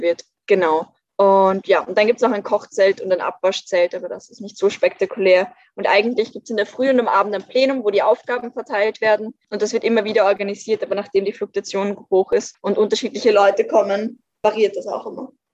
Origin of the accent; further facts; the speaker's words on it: Vienna, Austria; ich bin in Wien aufgewachsen